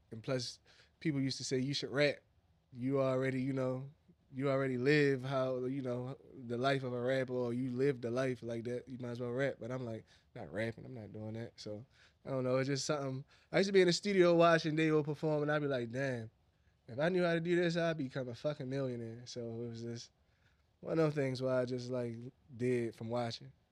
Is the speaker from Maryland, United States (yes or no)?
yes; Baltimore, Maryland, United States; I'm from Northeast Baltimore